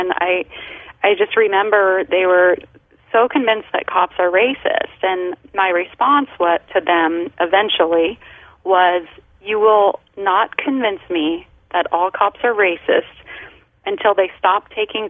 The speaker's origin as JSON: {"language": "English", "region": "Colorado", "country": "United States", "tie": "born or raised there", "moved": "yes", "lives_now": "Southern California, United States", "said": "I grew up in Colorado."}